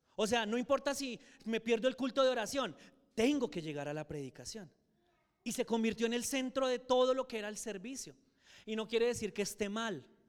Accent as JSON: {"language": "Spanish", "town": "Soacha", "region": "Cundinamarca", "country": "Colombia", "tie": "born or raised there", "also_born_or_lived": "Boyacá", "said": "yo viviendo en Soacha"}